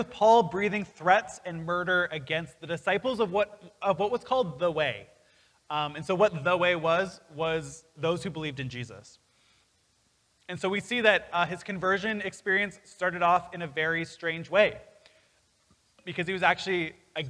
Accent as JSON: {"language": "English", "country": "Canada", "tie": "born or raised there", "said": "I'm a citizen of Canada because I was born in Canada"}